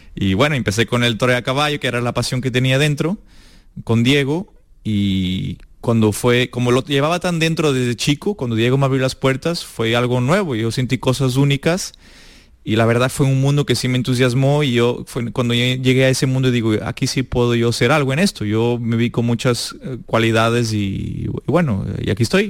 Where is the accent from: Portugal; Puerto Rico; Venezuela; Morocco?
Portugal; moved away; also born or lived in Espartinas, Spain; yo empecé en Portugal